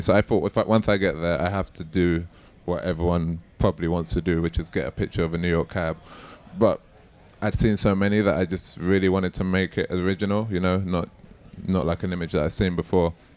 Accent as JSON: {"language": "English", "region": "London", "country": "United Kingdom", "tie": "born or raised there", "said": "I'm born and raised in East London"}